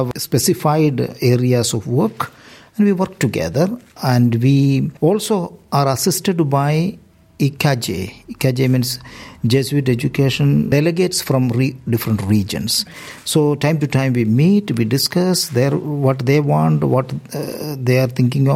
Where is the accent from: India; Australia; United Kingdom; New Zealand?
India; moved away as an adult; now in Galway, Ireland; I am from India